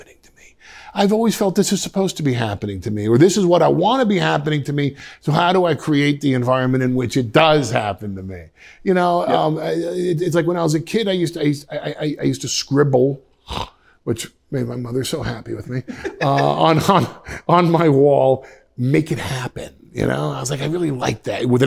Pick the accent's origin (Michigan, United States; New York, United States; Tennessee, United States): New York, United States; Westchester; I'm from Westchester